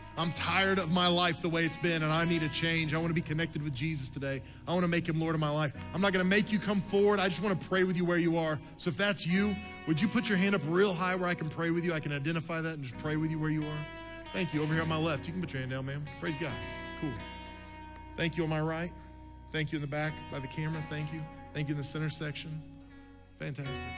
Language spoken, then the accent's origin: English; Oklahoma City, Oklahoma, United States; I grew up in Oklahoma City.